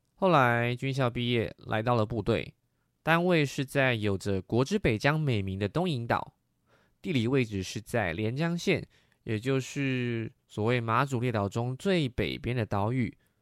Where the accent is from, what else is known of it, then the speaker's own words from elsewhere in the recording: Taiwan; 我出生在民国七十八年，是解严后经济起飞的台湾